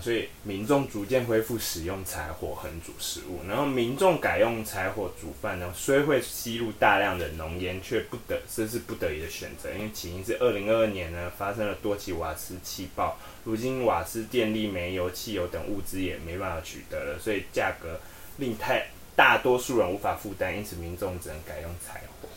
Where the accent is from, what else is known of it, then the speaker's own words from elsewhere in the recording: Taiwan; 我们台湾人